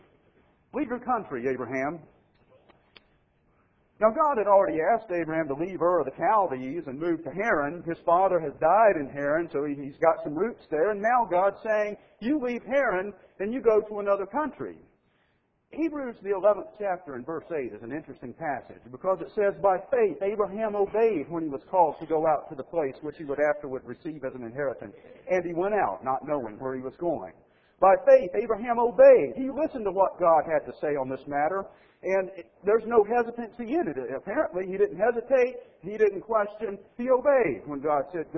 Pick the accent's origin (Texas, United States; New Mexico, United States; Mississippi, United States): Mississippi, United States; moved away; I grew up in Mississippi